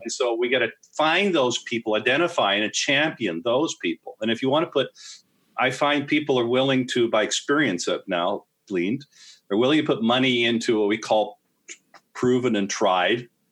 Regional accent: Canada; I am a Canadian

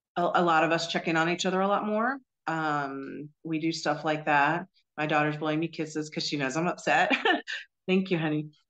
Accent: New Jersey, United States; moved away as an adult; also born or lived in North Carolina; now in Florida, United States; I was uh, born and raised in New Jersey

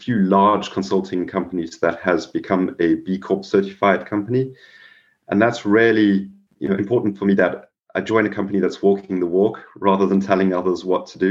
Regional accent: South Africa; moved away; also born or lived in Mumbai, India; growing up in South Africa

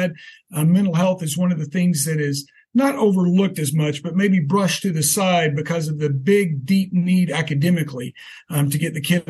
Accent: Texas, United States; growing up in Texas in the 70s

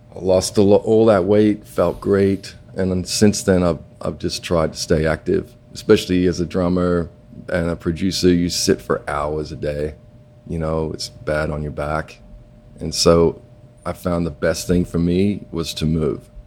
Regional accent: Perth, Western Australia, Australia; moved away; I grew up uh, going to the beach, and you know, I come from Perth

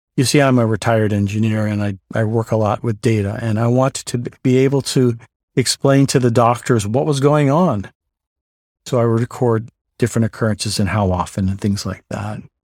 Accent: New York City, New York, United States; also born or lived in Southern California; now in Gilbert, United States; I was born in the Bronx, New York

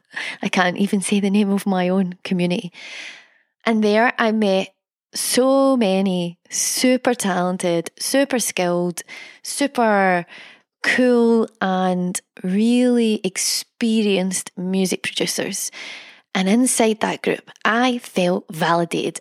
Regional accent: Scotland, United Kingdom; I'm Scottish

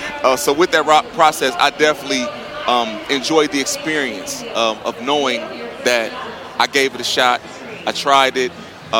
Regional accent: Toledo, Ohio, United States; moved away; I'm from Toledo, Ohio, very blue-collar, hard-nosed citizens.

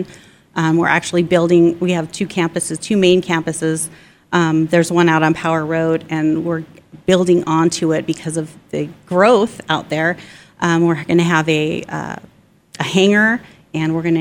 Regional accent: Mesa, Arizona, United States; also born or lived in Queen Creek, Arizona; Growing up in Mesa, if you went, and I was like Stapley area

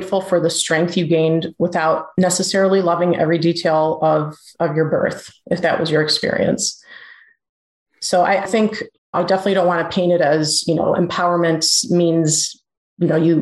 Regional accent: Cleveland, Ohio, United States; Born and raised in Cleveland, Ohio. Still live here, if you can't tell by the accent.

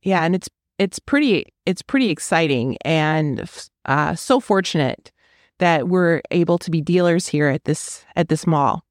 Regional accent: Wisconsin, United States; now in Fort Worth, United States; I'm from Wisconsin, so I am not native to here

